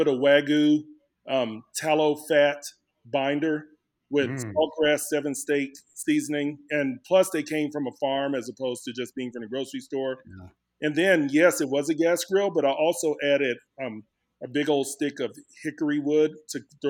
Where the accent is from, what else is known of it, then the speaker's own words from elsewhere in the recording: Dallas, Texas, United States; moved away as an adult; now in Lubbock, United States; I was born and raised in Dallas, Texas.